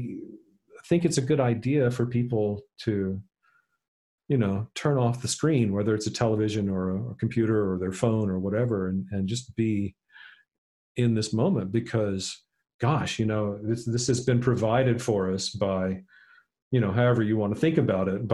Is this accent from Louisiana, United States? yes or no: yes; South Louisiana, United States; I grew up in South Louisiana